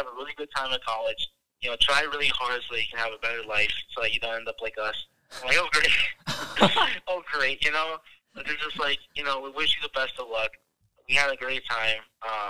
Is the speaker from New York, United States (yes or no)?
no; Wisconsin, United States; I'm from Wisconsin